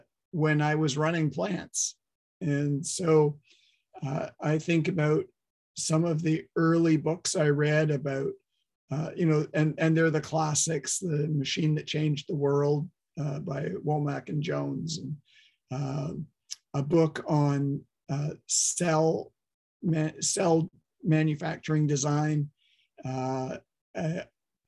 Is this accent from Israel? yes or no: no; Toronto, Ontario, Canada; moved away as an adult; also born or lived in Waterloo, Canada / upstate New York, United States; now in Vancouver, Canada; I grew up in Toronto, did my engineering studies at Waterloo